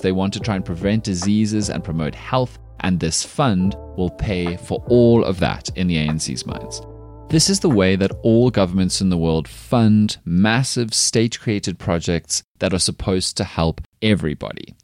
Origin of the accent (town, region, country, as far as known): South Africa